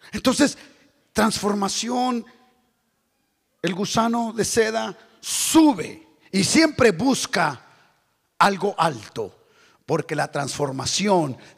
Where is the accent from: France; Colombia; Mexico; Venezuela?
Mexico; Tijuana, Baja California; Pero otros hermanos, yo vengo de Tijuana, la ciudad más corrupta de, México.